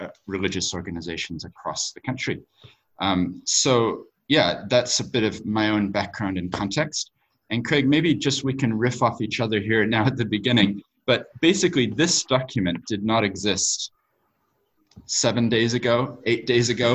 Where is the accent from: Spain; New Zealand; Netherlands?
New Zealand; also born or lived in United States / Tokyo, Japan / London, United Kingdom / Sydney, Australia; my accent. So I have parents who were from America, but we moved to New Zealand when I was 7 years old